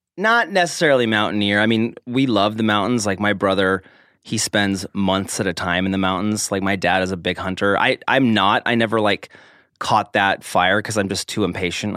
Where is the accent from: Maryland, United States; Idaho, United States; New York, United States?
Idaho, United States; Logan, Utah; I was born in Utah, Logan, Utah.